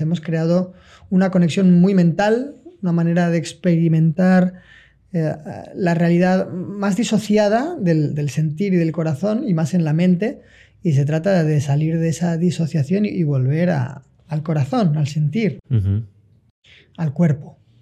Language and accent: Spanish; Valencia, Valencian Community, Spain; moved away as an adult; Tenía que volver a mi lugar, que pues yo no soy nativo, sino que soy occidental, que tenía que volver a Valencia